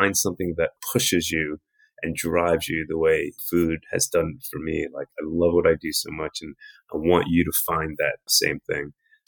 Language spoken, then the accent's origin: English; New York City, New York, United States; I grew up in New York City